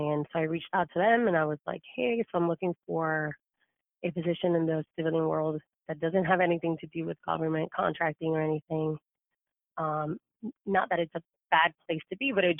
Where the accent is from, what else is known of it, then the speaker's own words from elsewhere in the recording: Cuba; now in United States; I was actually not born in the U.S. I was born in Cuba. So my family moved here